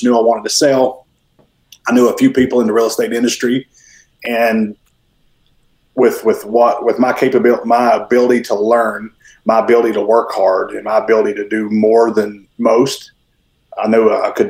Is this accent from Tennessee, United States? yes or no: yes; Mountain City, Tennessee, United States; moved away as an adult; now in Newnan, United States; I am originally from Mountain City, Tennessee, which is about as far northeast as you can get in Tennessee. I moved here about 13 years ago